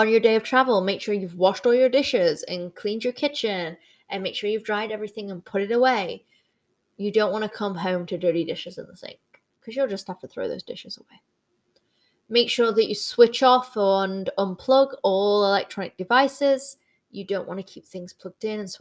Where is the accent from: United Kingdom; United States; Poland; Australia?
United Kingdom; I am Brit in the Six